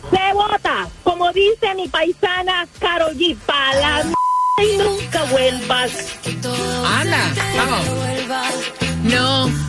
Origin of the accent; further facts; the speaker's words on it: Colombia; Colombia, mi amor.